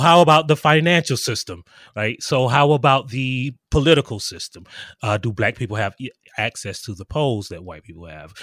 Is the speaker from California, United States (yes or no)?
no; South Carolina, United States; I am actually from South Carolina